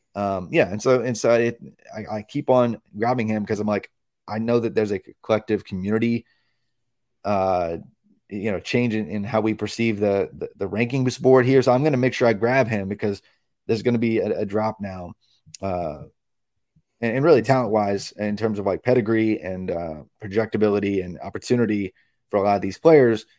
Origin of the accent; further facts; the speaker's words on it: Indiana, United States; I'm from Indiana